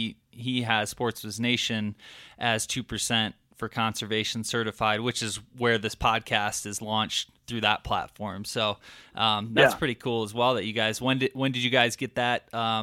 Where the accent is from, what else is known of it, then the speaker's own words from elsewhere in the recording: Michigan, United States; now in Colorado, United States; when I moved out here from Michigan, I was so used to hunting, you know, 10 acre to 300 acre chunks of land